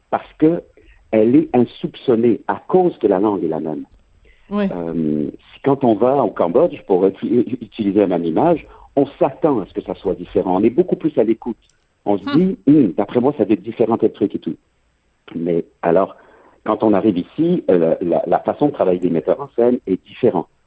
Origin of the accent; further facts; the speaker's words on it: France; now in Canada; quand je dis les Français et nous, euh, je me place du côté québécois, même si je suis français d'origine